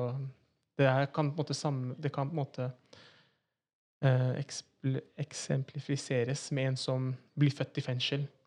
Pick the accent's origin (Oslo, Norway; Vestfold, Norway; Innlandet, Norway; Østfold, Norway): Oslo, Norway; født og oppvokst i Oslo. Så er da en Oslo-gutt